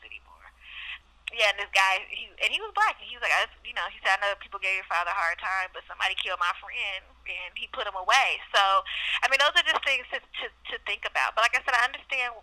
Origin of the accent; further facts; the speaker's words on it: Oakland, California, United States; I grew up in Oakland